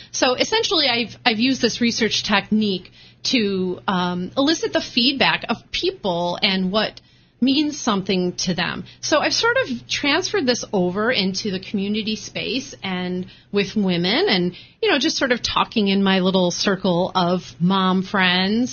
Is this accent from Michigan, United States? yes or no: yes; Michigan, United States; born or raised there; moved away as an adult; also born or lived in Chicago, Illinois; now in Rhode Island, United States